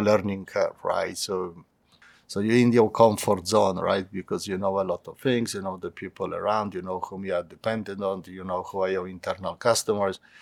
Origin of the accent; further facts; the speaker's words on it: Poland; also born or lived in London; my hometown